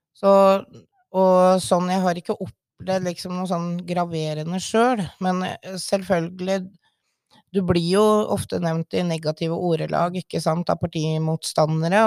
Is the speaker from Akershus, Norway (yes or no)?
yes; Sørumsand, Akershus, Norway; moved away as an adult; now in Våler, Norway; Jeg er egentlig fra Sørumsand, i Sørum kommune